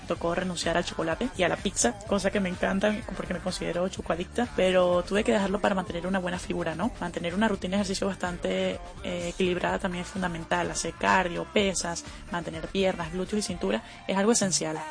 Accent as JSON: {"language": "Spanish", "region": "Zulia", "country": "Venezuela", "said": "tengo 23 años y soy de Venezuela"}